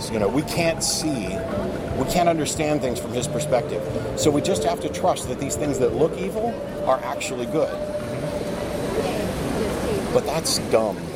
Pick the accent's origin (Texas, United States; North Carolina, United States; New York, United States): Texas, United States; Austin; I'm from Austin.